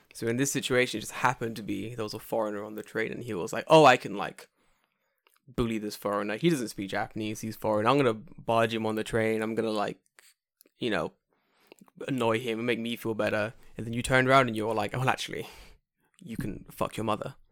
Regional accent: England, United Kingdom; I'm English

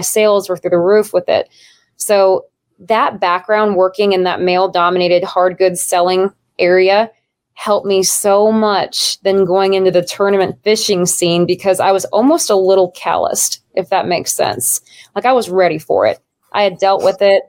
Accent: Nebraska, United States; moved away; I'm from Nebraska originally

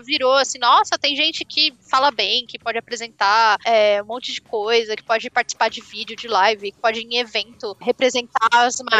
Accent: Brazil

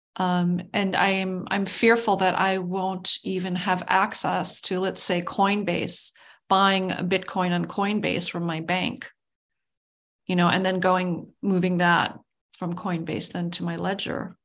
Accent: United States; as an American with this, as a United Statesian

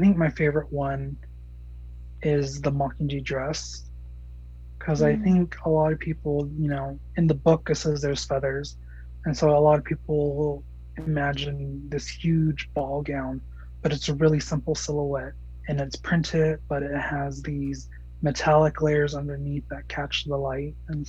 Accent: Gallup, New Mexico, United States; also born or lived in Tennessee; And since I came from Tennessee, that's, I call Tennessee home. I'm from Gallup, New Mexico, but I call Tennessee home.

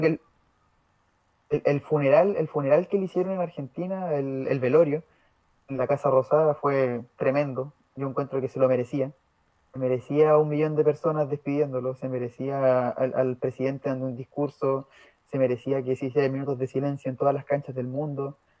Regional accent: Chile; no soy argentino, soy chileno

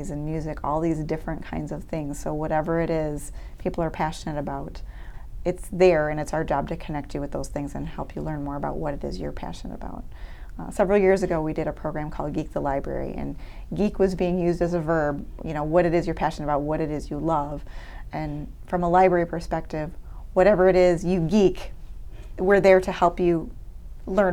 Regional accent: Clarkston, Michigan, United States; I was actually born and raised in Clarkston. This is my hometown

